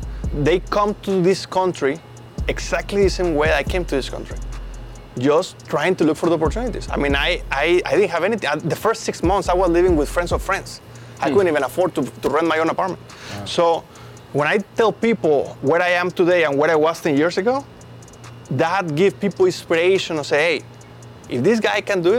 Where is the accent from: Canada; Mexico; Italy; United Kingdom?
Mexico; English is a second language; moved away as an adult; now in United States; a car that I drove all the way from Mexico to the United States. So if you think about it, a lot of the people that come from my country, from Mexico